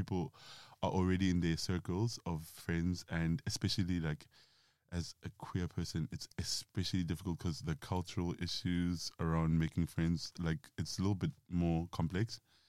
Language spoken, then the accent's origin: English; South Africa; moved away as an adult; now in London, United Kingdom; I am 31, going on 32 very shortly. I am from South Africa